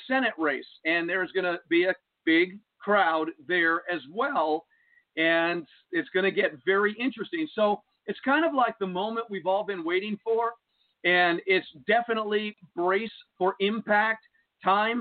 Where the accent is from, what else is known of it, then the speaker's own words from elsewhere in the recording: Jersey City, New Jersey, United States; when I was a kid growing up in Jersey City, New Jersey